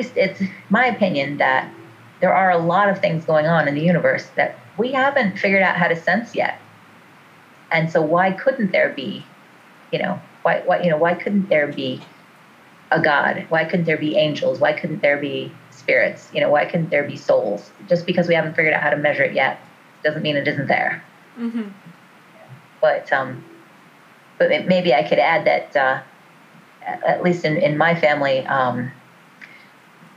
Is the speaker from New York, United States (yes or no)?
yes; New York, United States; I'm from New York